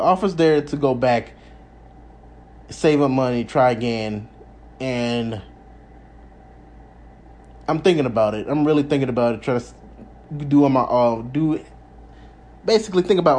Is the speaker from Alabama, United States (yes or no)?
yes; Alabama, United States; born or raised there; moved away as an adult; now in Las Vegas, United States